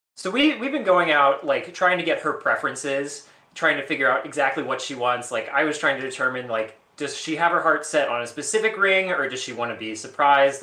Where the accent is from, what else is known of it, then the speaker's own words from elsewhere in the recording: New Orleans, Louisiana, United States; now in Baltimore, United States; I'm from New Orleans